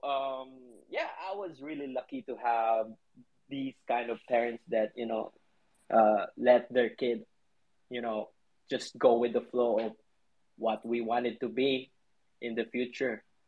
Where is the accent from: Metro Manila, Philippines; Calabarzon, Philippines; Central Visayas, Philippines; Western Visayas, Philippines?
Central Visayas, Philippines; Cebu City; now in Manila, Philippines; I was born in Cebu, it's the central part of um, Philippines